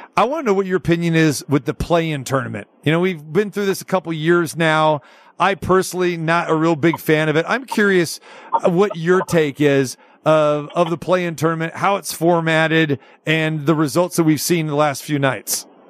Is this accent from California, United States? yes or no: yes; Sacramento, California, United States; also born or lived in Las Vegas; I'm born and raised in Sac, uh, spent a majority of my time there